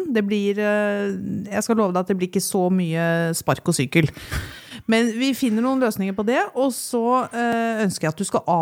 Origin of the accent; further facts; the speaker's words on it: Eastern Norway, Norway; Vi kommer jo fra Østlandet.